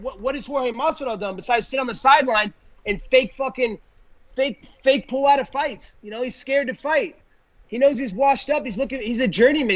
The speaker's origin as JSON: {"language": "English", "region": "Oregon", "country": "United States", "tie": "born or raised there", "said": "since I was a little kid growing up in Oregon"}